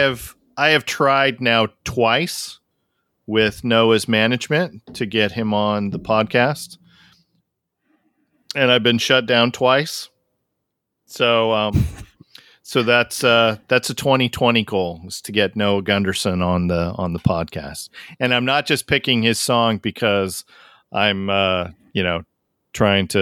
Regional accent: Tacoma, Washington, United States; moved away; Every time that I go back to Washington State, so, you know, I grew up in Tacoma

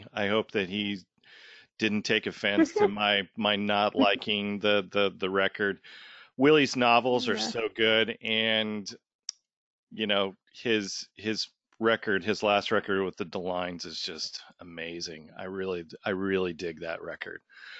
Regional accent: Tacoma, Washington, United States; moved away; And I grew up in Tacoma with Wayne. So, but not there anymore. My parents still live there.

